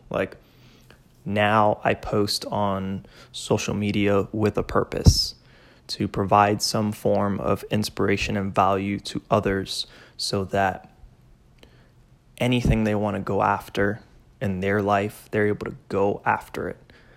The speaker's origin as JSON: {"language": "English", "town": "Miami", "region": "Florida", "country": "United States", "tie": "born or raised there", "also_born_or_lived": "Georgia", "moved": "as an adult", "lives_now": "Plainfield, Indiana, United States", "said": "Hispanic, born and raised in Miami"}